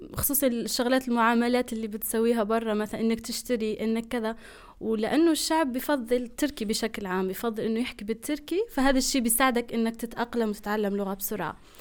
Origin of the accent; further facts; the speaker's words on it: Algeria; moved away as an adult; now in Turkey; جزائرية الجنسية مقيمة في تركيا من آه، سبع سنين تقريبا